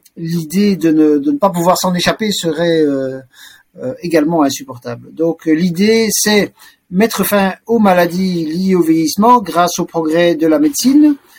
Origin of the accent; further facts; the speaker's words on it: Brussels, Brussels-Capital Region, Belgium; Je suis né donc à Bruxelles en 1962. J'y ai toujours euh, vécu